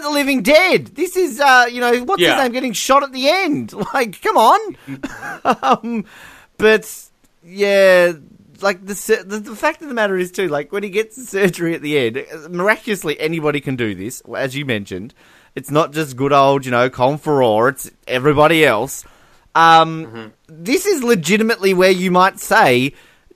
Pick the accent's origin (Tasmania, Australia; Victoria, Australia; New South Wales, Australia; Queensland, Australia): Tasmania, Australia; I'm from Tasmania